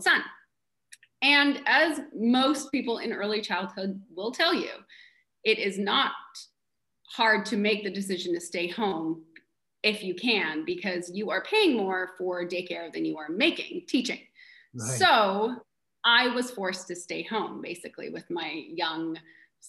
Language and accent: English; Canada; moved away as an adult; also born or lived in Missouri; now in Bainbridge Island, United States; I'm Canadian